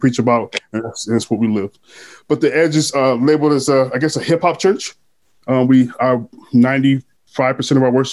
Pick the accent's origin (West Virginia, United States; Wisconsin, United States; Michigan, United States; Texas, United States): Michigan, United States; Grand Rapids; also born or lived in Detroit; I was raised in Grand Rapids. I was born in Grand Rapids. I became a man in Detroit